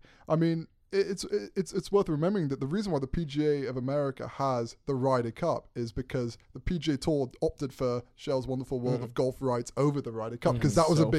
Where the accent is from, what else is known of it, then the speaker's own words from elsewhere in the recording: England, United Kingdom; also born or lived in New York / South Carolina; Well, actually, I was born in New York, so the plot thickens. Right. Born in New York, raised in England, then South Carolina in college.